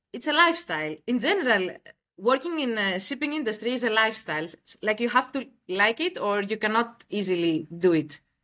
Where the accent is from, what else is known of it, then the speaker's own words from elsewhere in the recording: Greece; moved away as an adult; now in Dubai, United Arab Emirates; I am from Greece, and I relocated to Dubai one year back